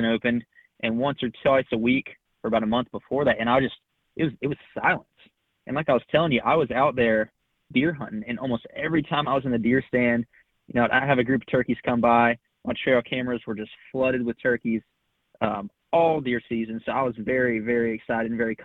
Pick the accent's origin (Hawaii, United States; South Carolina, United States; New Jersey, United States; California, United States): South Carolina, United States; moved away as an adult; I'm originally from South Carolina